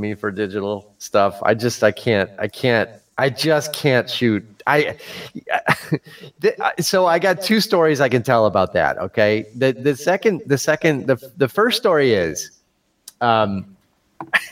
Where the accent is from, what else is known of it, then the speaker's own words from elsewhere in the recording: Chicago, Illinois, United States; I'm from Chicago and we talk Chicago.